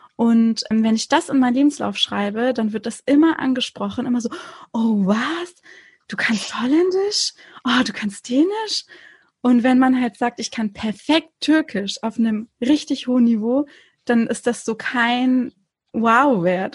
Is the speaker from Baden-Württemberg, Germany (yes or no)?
yes; Konstanz, Baden-Württemberg, Germany; also born or lived in Hamburg; ich bin an der Schweizer Grenze in Konstanz aufgewachsen